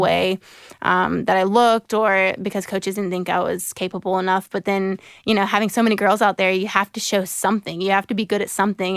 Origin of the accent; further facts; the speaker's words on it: Jacksonville, Florida, United States; also born or lived in South Carolina / Seattle / Brisbane; I was born in South Carolina, and I moved when I was two to Jacksonville, Florida, and I've spent the rest of my life there so far.